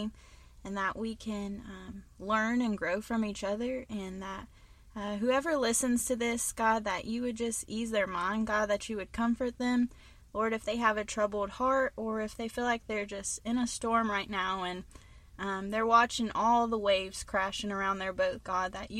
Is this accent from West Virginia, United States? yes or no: yes; West Virginia, United States; also born or lived in North Carolina; I was born in North Carolina, and then my mom moved back to West Virginia, and we moved in with her grandma, my great-grandmother, so she helped take care of me a lot